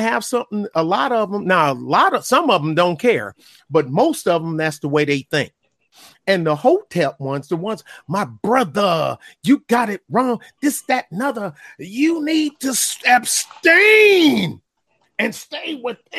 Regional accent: Michigan, United States; I'm from Michigan too

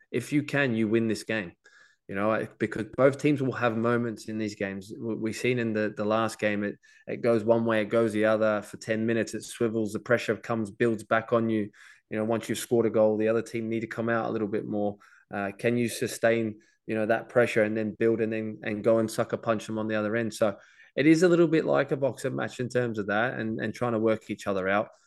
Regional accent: Australia; being Australian

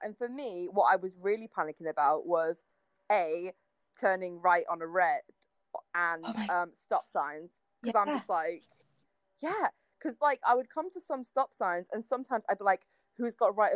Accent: United Kingdom; moved away as an adult; now in United States; I'm British

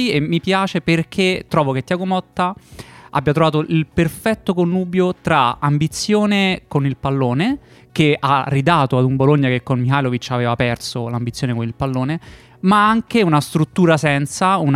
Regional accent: Netherlands; Italian is a second language; Essendo olandese non ho idea di come si

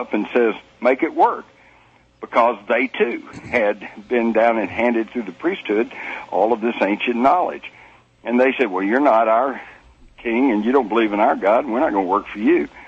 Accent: Texas, United States; I was brought up in Texas

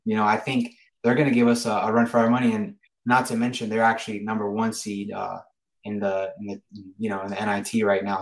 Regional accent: Gainesville, Florida, United States; moved away; Gainesville's my hometown. I grew up in Gainesville

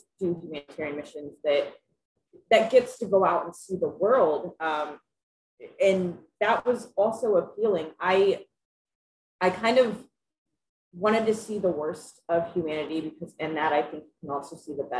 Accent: Lafayette, Indiana, United States; now in Monticello, United States; I was born and raised in Lafayette, Indiana, and I now live in Monticello, Indiana

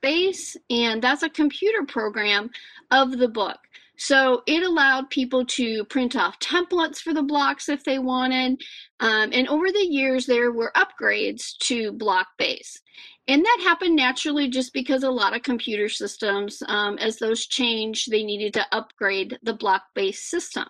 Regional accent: Iowa, United States; my home state

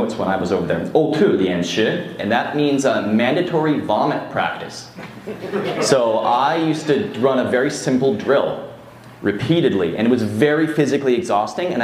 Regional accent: Canada; from Canada

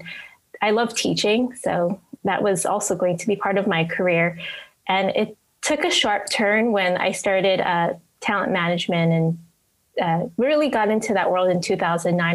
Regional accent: Aiea, Hawaii, United States; moved away as an adult; also born or lived in Orange County, California / Los Angeles, California; I'm from Hawaii, specifically Aiea, and born and raised here

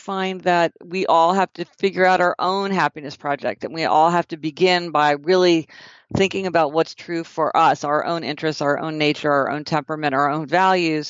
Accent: Kansas City, Missouri, United States; I'm from Kansas City, Missouri

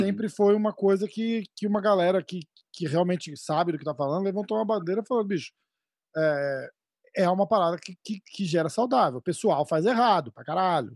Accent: São Paulo, Brazil; sou de São Paulo também

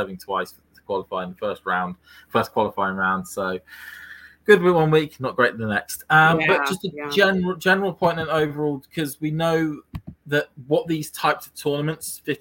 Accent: United Kingdom; me as a Brit

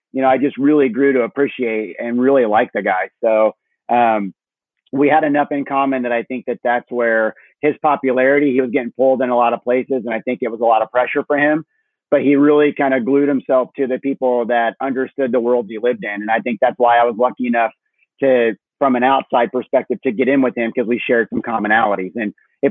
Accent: Illinois, United States; moved away as an adult; also born or lived in Chicago / Naples, Florida; now in Tampa, United States; I grew up in Illinois on a farm. And so I was in Illinois till 21.

